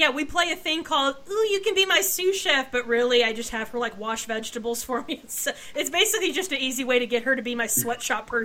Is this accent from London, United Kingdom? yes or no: no; Scotland, United Kingdom; but I'm Scottish, so the wee folk are the little green folk that frolic around the Shire